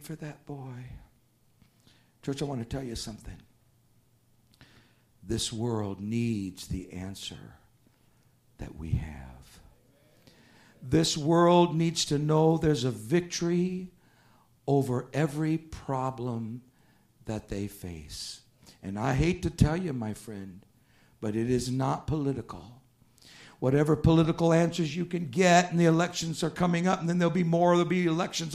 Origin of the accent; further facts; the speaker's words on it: United States; I'm an American